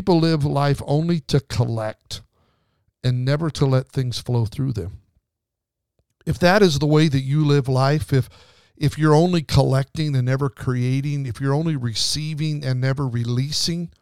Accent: Kimberly, Idaho, United States; I grew up on the Snake River Canyon in Twin Falls, Idaho, outside of Twin Falls, a little town called Kimberly, Idaho

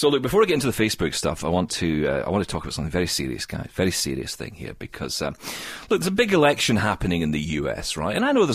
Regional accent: Scotland, United Kingdom; I'm Scottish

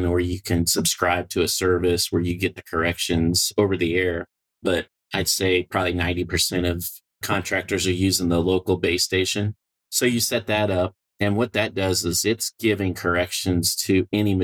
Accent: Peoria, Illinois, United States; I grew up in Peoria, Illinois, around Caterpillar

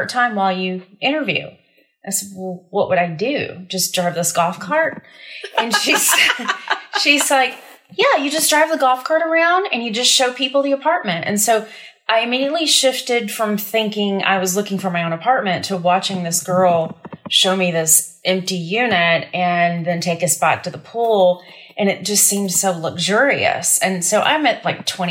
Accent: North Georgia, United States; moved away as an adult; also born or lived in Durham, North Carolina; I was raised in North Georgia. So I'd spent, 21, 22 years in Georgia

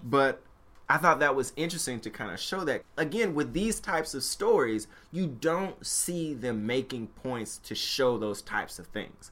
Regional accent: Memphis, Tennessee, United States; moved away; growing up in Memphis, Tennessee

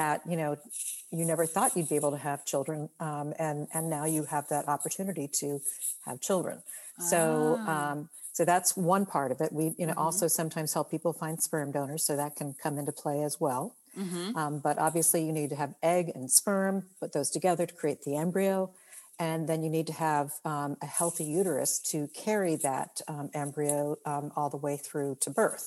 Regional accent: Maryland, United States; moved away as an adult; now in California, United States; I'm originally from Maryland. I grew up back east

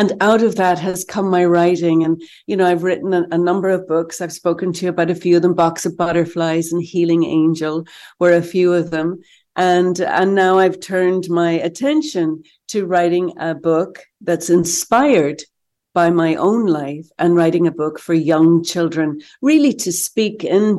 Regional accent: Ireland; No, well, I don't think growing up in Ireland the way I did, that I could imagine that my life has been so fruitful and so fun.

